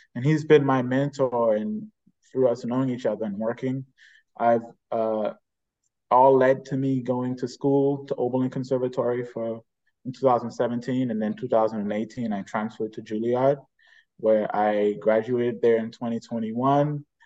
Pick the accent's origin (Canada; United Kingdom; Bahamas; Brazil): Bahamas; born and raised in the Bahamas.